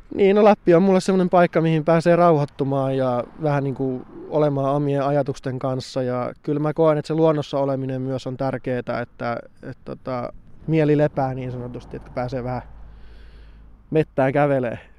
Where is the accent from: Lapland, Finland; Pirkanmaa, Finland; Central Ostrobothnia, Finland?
Lapland, Finland; Tornio / Kemijärvi; muutin sitten Torniosta Kemijärvelle